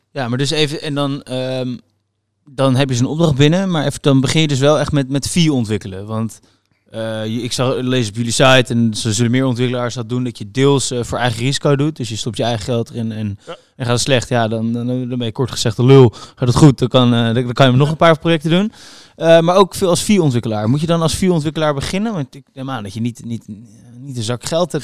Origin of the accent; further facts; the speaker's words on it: Utrecht, Netherlands; Ik kom uit Utrecht